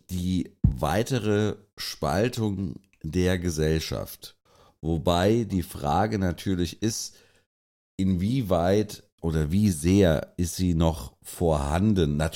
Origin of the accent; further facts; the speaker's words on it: Mainz, Rhineland-Palatinate, Germany; also ich bin froh, ich bin Mainzer